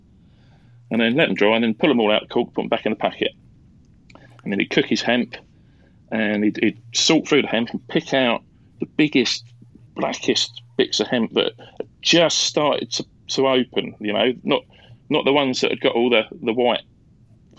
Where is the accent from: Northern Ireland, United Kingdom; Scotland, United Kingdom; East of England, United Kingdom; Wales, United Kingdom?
East of England, United Kingdom; Leigh-on-Sea; I'm a Southend boy. I grew up in Leon Sea, so I fished the Thames estuary for years.